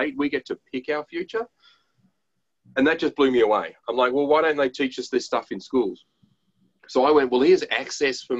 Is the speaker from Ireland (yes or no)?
no; Australia; We're Aussie blokes, we're dads and we're entrepreneurs